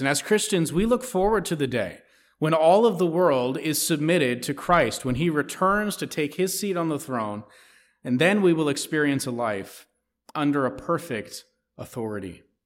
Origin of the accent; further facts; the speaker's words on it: United States; as American citizens